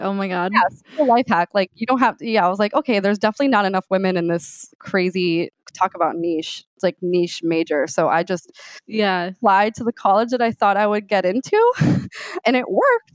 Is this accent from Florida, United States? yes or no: yes; Miami, Florida, United States; moved away as an adult; also born or lived in Gainesville, Florida; I grew up in Miami, Florida Cuban descent, Cuban American